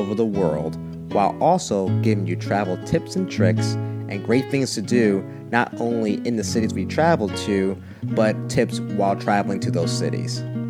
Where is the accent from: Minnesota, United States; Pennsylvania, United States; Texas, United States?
Pennsylvania, United States; Philadelphia; Growing up in the Philadelphia area, literally the first step for me was traveling on a street called Limekiln Pike.